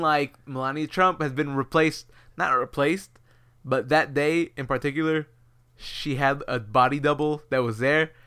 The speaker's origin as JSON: {"language": "English", "town": "Houston", "region": "Texas", "country": "United States", "said": "We are from Houston"}